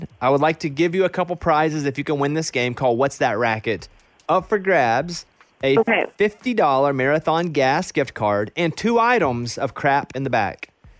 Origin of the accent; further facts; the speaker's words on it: Arkansas, United States; And growing up in Arkansas, we had them everywhere.